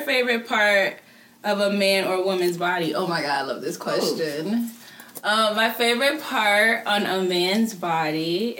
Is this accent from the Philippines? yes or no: no; Jamaica; accent: Jamaican; I play with my accent, my Jamaican accent.